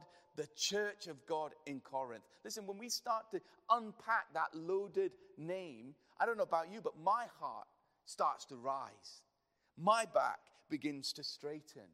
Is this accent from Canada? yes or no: no; United Kingdom; We're too British